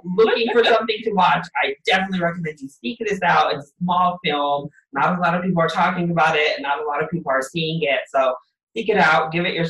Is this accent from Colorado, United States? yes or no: yes; Colorado, United States; I'm from Colorado